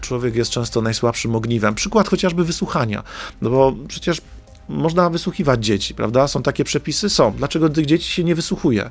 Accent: Silesian Voivodeship, Poland; Ze Śląska jesteśmy, chyba z Tychów nawet

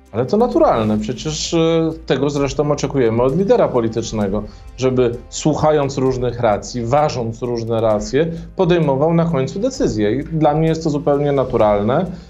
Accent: Warsaw, Masovian Voivodeship, Poland; ja pochodzę z Warszawy, z Mazowsza

